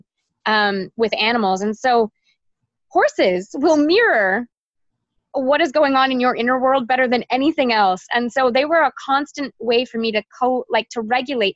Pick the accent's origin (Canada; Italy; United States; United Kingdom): Canada; Toronto, Ontario; I grew up in Toronto, and I spent all my summers in the Kawarthas